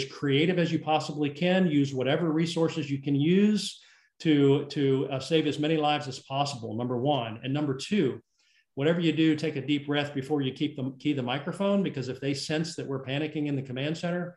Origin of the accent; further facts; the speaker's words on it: South Carolina, United States; my home state of South Carolina